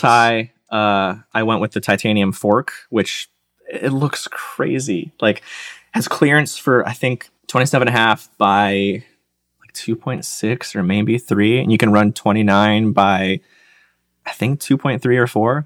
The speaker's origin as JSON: {"language": "English", "region": "Michigan", "country": "United States", "tie": "born or raised there", "also_born_or_lived": "Georgia", "moved": "as an adult", "said": "I grew up in Michigan, tried college up there"}